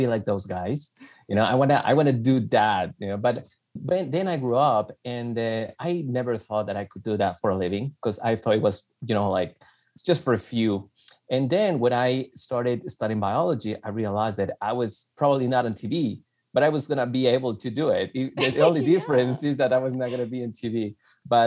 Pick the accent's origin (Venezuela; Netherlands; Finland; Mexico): Mexico; now in Costa Rica; I'm originally from Mexico. This is where I was born. This is where I grew up.